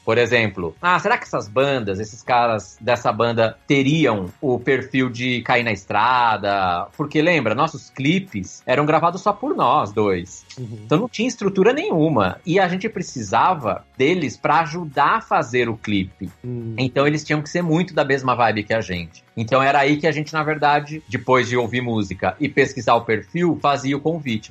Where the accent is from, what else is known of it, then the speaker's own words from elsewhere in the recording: Piracicaba, São Paulo, Brazil; accent: caipira; moved away as an adult; now in São Paulo, Brazil; Eu sou caipira, eu sou de Piracicaba, no interior de São